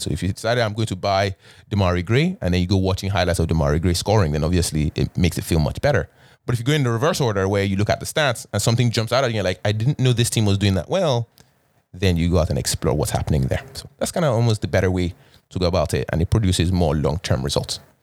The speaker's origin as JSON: {"language": "English", "country": "Canada", "said": "as a Canadian"}